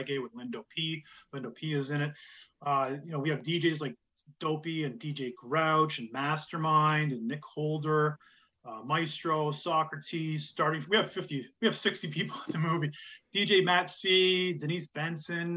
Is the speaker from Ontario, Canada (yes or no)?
yes; Kingston, Ontario, Canada; When I grew up in Kingston